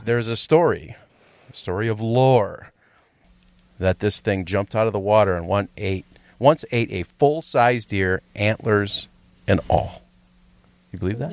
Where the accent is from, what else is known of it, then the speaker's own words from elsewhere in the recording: Rhinelander, Wisconsin, United States; moved away; I go back to my hometown